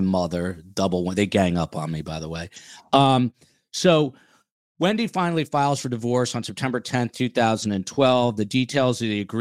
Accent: United States; also born or lived in New York; I'm from New Jersey and New York

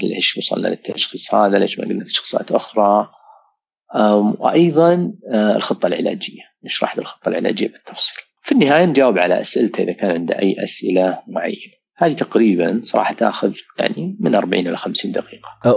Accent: Saudi Arabia; عندنا في السعوديه

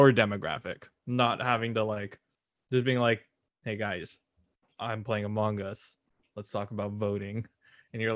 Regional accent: California, United States; We're both from Cali

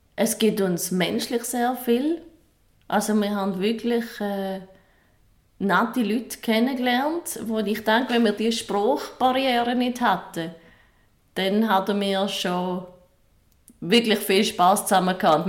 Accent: Switzerland; bei uns in der Schweiz

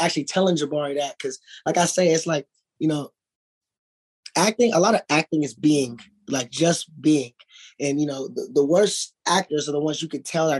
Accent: Los Angeles, California, United States; also born or lived in Dallas, Texas / Inglewood / Compton; I moved here when I was 5. So I'm really from

